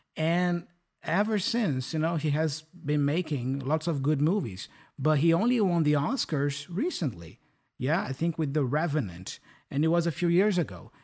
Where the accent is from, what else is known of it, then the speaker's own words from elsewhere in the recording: São Paulo, Brazil; English is a second language; now in Curitiba, Brazil; I am originally from São Paulo capital, and I, I was born and raised there